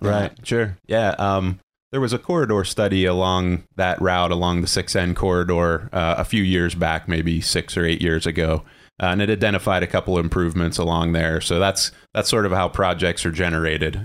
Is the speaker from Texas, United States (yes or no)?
no; Ligonier, Pennsylvania, United States; grew up in Ligonier, Pennsylvania